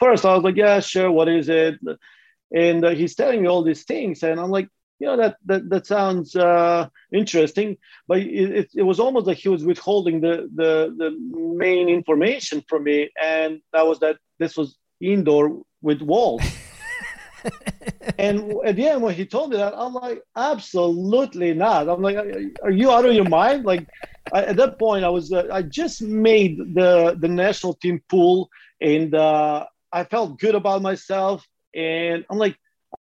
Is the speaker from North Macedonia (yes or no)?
yes; North Macedonia; now in United States; growing up in Macedonia or ex-Yugoslavia